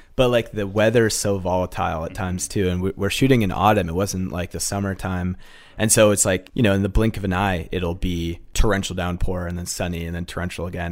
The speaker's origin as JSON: {"language": "English", "region": "Massachusetts", "country": "United States", "tie": "born or raised there", "also_born_or_lived": "Fairfield, Connecticut", "said": "I grew up in Massachusetts"}